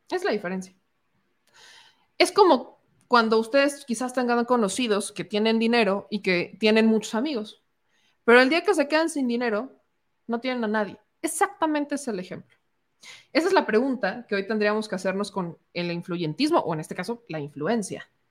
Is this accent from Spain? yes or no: no; Mexico; somos mexicanos